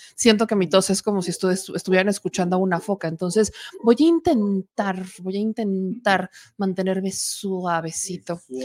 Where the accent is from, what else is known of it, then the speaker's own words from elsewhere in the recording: Puebla, Mexico; en el estado de Puebla, en mi bonito estado, en mi terruño, en mi hogar, en mi casa